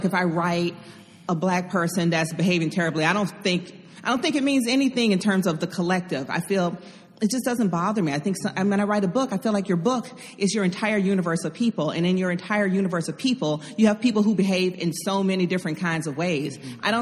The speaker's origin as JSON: {"language": "English", "town": "Atlanta", "region": "Georgia", "country": "United States", "tie": "born or raised there", "said": "I grew up in Atlanta"}